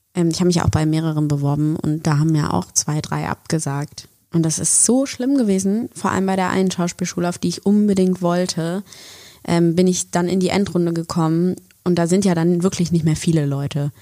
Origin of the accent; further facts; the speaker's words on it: Bonn, North Rhine-Westphalia, Germany; moved away as an adult; now in Berlin, Germany; ich komme ursprünglich aus Bonn bin nach Berlin gegangen nach dem Abi